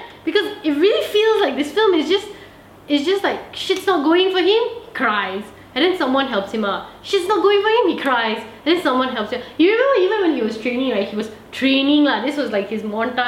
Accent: Malaysia; I'm Malaysian.

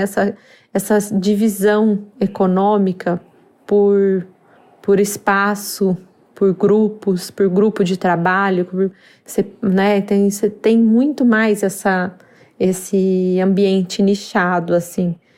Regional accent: Brazil

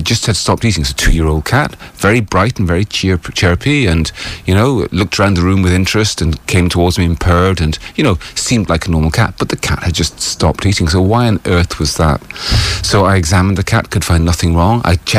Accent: United Kingdom; So as a British vet, you see, originally, it means that I'm a life member of the Royal College of Veterinary Surgeons.

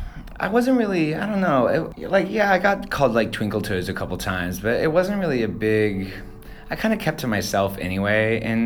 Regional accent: Cary, North Carolina, United States; also born or lived in Houston / Florida; I am from North Carolina, Raleigh, just outside in a small town called Cary. I mean, I was born in Houston, Texas, and we moved around a little bit, lived in Florida for a second. But yeah, Raleigh is home.

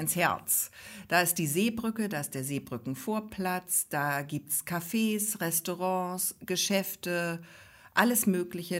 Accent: Neustadt in Holstein, Schleswig-Holstein, Germany; Pelzerhaken gehört ja zu unserer Heimatstadt Neustadt in Holstein

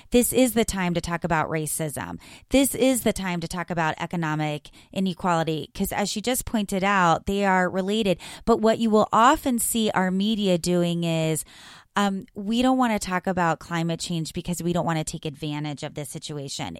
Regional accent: South Florida, United States; And I grew up in South Florida

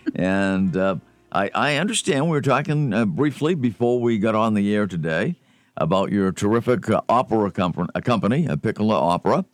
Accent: Boston, Massachusetts, United States; I was growing up in the Boston area

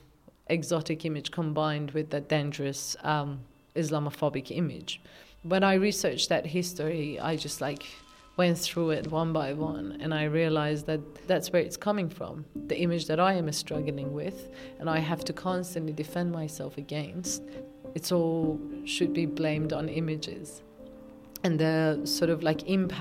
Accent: Tehran, Tehran Province, Iran; moved away as an adult; now in Australia; I was born and raised in Tehran, Iran

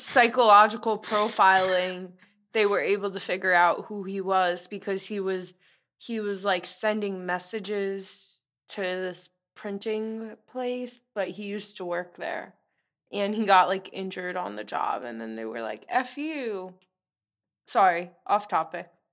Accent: Long Island, New York, United States; I'm from Long Island.

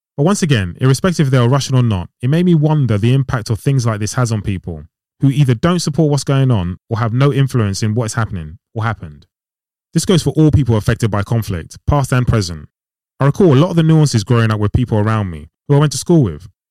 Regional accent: Ghana; I'm from Ghana

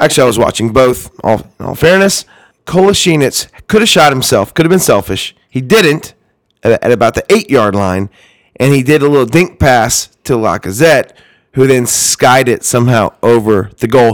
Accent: Georgia, United States; moved away; I am from Georgia.

